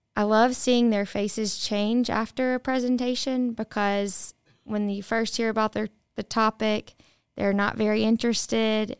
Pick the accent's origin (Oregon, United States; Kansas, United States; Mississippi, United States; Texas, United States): Mississippi, United States; the Mississippi Delta, United States; I grew up in the Delta